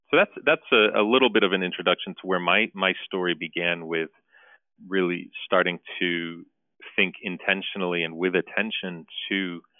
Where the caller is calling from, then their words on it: Armonk, New York, United States; I'm calling in from St. Nerses this morning here in Armonk, New York, in Westchester County.